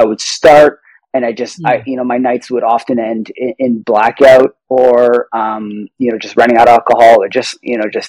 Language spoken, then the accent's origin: English; Toronto, Ontario, Canada; I'm from Toronto, Canada.